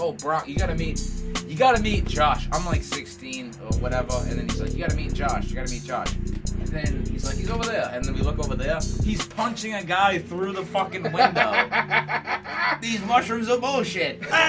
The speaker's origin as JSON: {"language": "English", "town": "Worcester", "region": "Massachusetts", "country": "United States", "said": "I come from Worcester"}